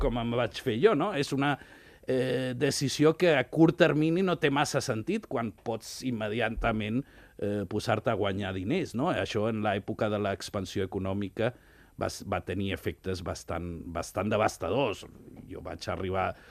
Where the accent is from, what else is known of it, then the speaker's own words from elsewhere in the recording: Ibiza, Balearic Islands, Spain; moved away; Jo sóc nascut a Eivissa